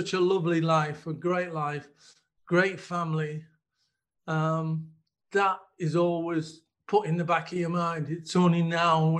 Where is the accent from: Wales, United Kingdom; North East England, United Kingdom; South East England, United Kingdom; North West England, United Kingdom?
North East England, United Kingdom; Middlesbrough; we grew up in Park End, an estate in Middlesbrough